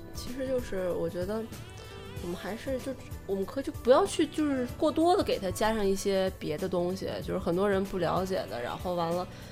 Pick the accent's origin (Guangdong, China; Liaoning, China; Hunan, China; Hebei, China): Hebei, China; Shijiazhuang; 毕竟咱们就是都是虾家庄的嘛，然后一直也都生活在这儿